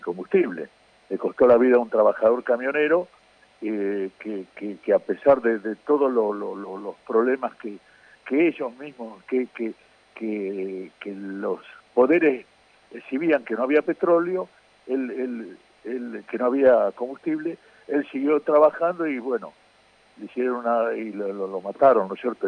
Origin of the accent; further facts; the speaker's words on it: Mar del Plata, Buenos Aires Province, Argentina; Yo me crié en Mar del Plata